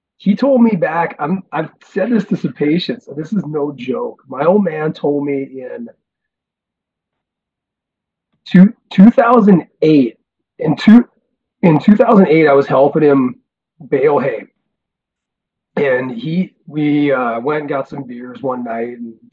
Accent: Carrington, North Dakota, United States; moved away; we all had to go to school in Carrington, and that was the town

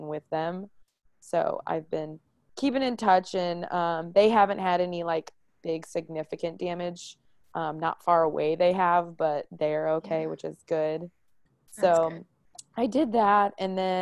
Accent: Maryland Heights, Missouri, United States; I am from the St. Louis area. I grew up in Maryland Heights.

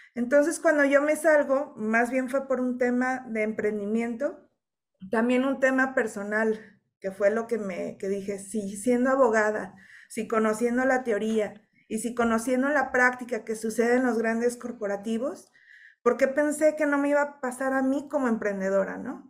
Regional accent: Mexico; conciencia o cultura que tenemos como mexicanos

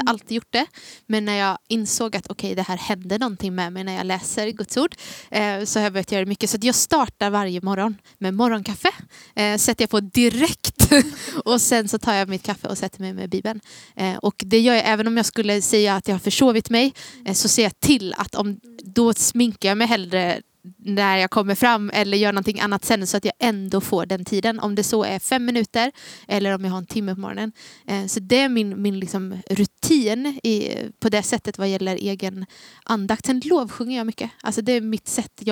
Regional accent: Gnosjö, Jönköping County, Sweden; also born or lived in Taberg; now in Gothenburg, Sweden; Jag är från Gnosjö från början men jag har bott i Taberg i tre år. I eh, ja. när jag gick i gymnasiet det gjorde jag i Jönköping. Så då bodde jag där.

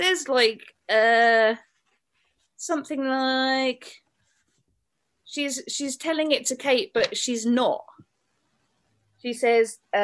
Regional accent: United Kingdom; I am British

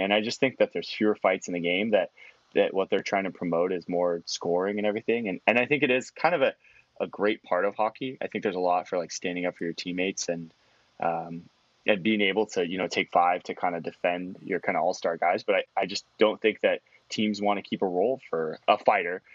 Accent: United States; being an American

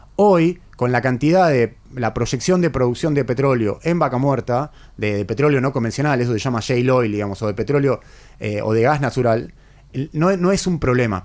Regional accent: Argentina; un país como nosotros, como el nuestro, como la Argentina

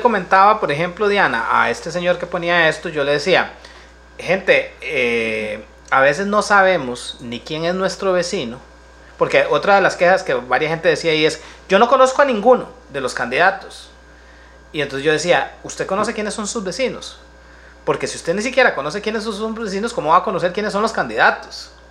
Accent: Santa Ana, San José, Costa Rica; yo soy de aquí de Santana y viví como ese paso entre la Santana más rural

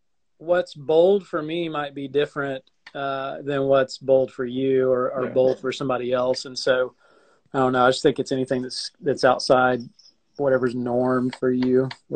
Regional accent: Alabama, United States; also born or lived in Arkansas; now in Sarasota, United States; We went out to Arkansas, which is where I'm sort of from. I'm from Alabama and Arkansas, I guess you'd say.

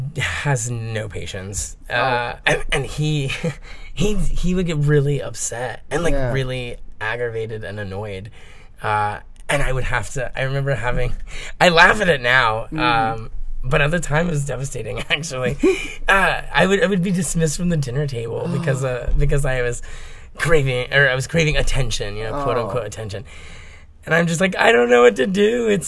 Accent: Miami, Florida, United States; born there; So I was born on a waterbed in Miami, Flori

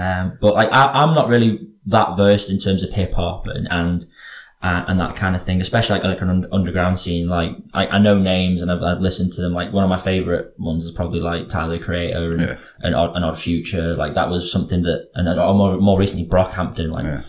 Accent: Ellesmere Port, North West England, United Kingdom; accent: Northwestern; They know it's a Northwestern one, or maybe a more, I don't know how to say it. Like, it's not very specific. Like, it's not like definable.

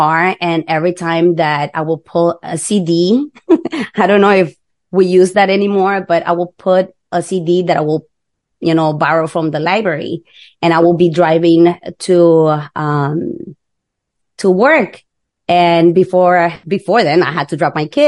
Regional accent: Nicaragua; moved away; We're from Nicaragua.

